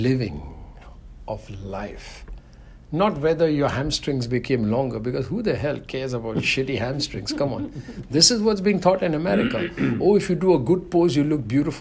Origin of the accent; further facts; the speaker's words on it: India; growing up in India